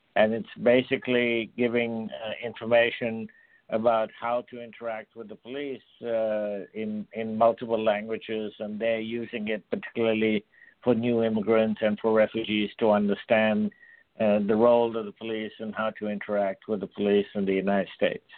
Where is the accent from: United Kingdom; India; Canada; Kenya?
India; I was born and brought up in India